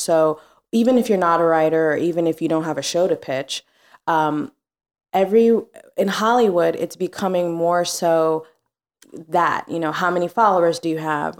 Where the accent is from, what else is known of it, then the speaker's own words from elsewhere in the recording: Mombasa, Mombasa County, Kenya; also born or lived in New Orleans, Louisiana; now in New York, United States; I grew up in Mombasa, Kenya. So East Africa.